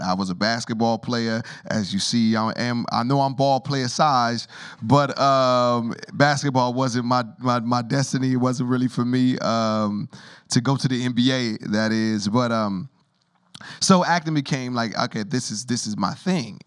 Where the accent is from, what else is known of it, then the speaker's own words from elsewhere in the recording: Rialto, California, United States; also born or lived in Harlem, New York; I grew up in Rialto, California